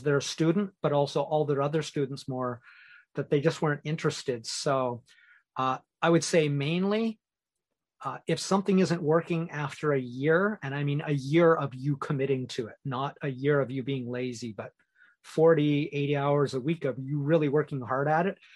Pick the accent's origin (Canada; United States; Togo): Canada; moved away as an adult; now in Asia; I'm Canadian